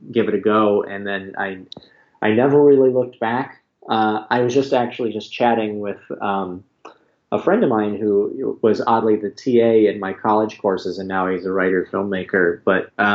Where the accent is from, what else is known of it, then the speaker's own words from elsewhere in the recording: Greenwood, Indiana, United States; also born or lived in Bloomington, Indiana; I grew up in Indiana, which, you know, was, in Greenwood